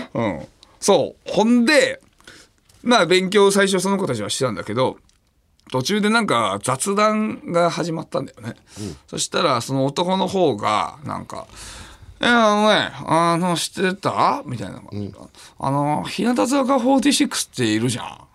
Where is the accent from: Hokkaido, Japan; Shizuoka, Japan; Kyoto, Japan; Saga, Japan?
Hokkaido, Japan; 俺北海道の人間